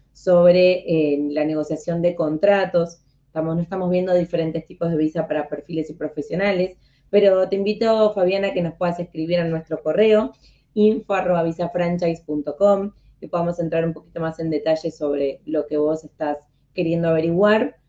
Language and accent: Spanish; Argentina; yo siendo en Argentina